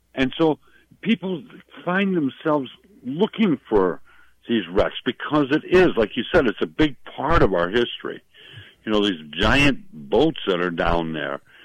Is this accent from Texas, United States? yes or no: no; Milwaukee, Wisconsin, United States; When I was a little boy growing up in Milwaukee